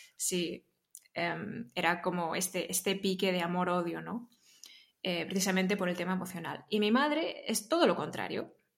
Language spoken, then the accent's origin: Spanish; Barcelona, Catalonia, Spain; Yo soy de Barcelona